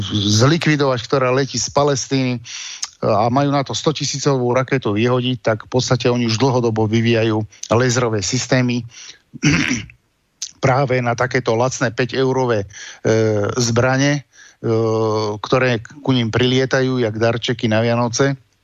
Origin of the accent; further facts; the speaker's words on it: Slovakia; som Slovák